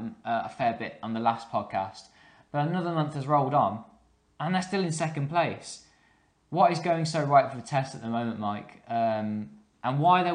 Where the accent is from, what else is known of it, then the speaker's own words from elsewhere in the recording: England, United Kingdom; I'm English